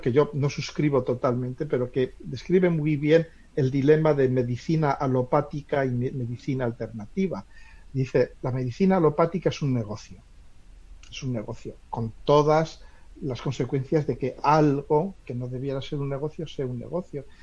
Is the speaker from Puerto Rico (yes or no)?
no; Spain; en mi pueblo pasa una antigua vía romana